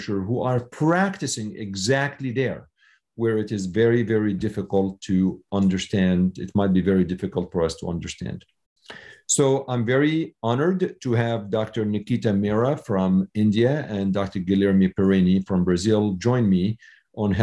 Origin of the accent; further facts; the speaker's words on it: Syria; now in United States; I was born in Syria, and I came to the U.S. 30 years ago.